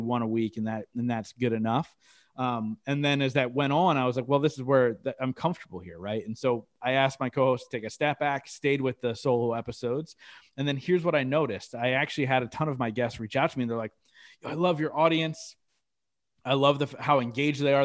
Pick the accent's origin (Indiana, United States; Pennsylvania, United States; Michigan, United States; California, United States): Pennsylvania, United States; Reading; downtown Reading here in my hometown